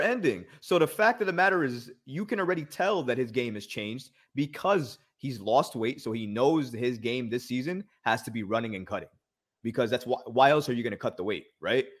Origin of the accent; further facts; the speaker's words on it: New York, United States; growing up in New York